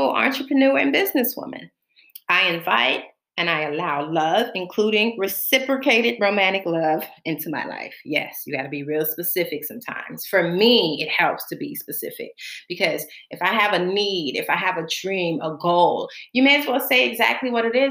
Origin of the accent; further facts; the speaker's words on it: Florida, United States; moved away as an adult; now in Bahamas; I was born in the Bahamas, and so I grew up and was raised in Florida, and I have lived in the United States from the age of 4 up until November 13th of last year, 2019